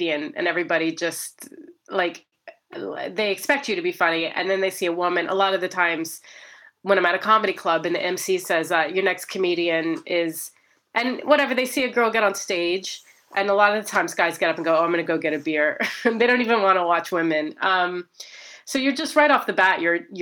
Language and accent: English; Ohio, United States; I was born and raised in Ohio